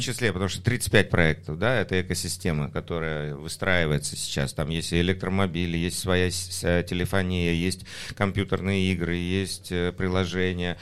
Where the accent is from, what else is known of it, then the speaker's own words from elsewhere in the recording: Batumi, Adjara, Georgia; moved away; Я вырос в Батуми, мне приятно там иметь а, апартаменты